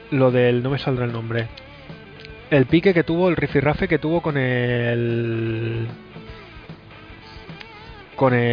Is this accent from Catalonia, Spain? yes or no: yes; Catalonia, Spain; Sin propuestas de nada, solo alegando al vivo en Cataluña toda la vida.